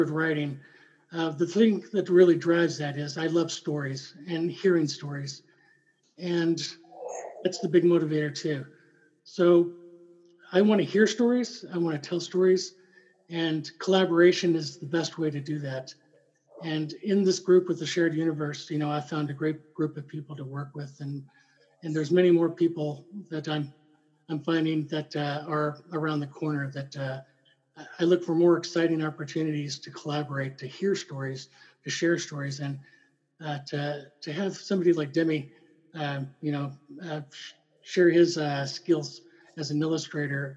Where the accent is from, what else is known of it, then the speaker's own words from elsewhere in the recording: Louisville, Kentucky, United States; now in Alaska, United States; I was living and growing up in Louisville, Kentucky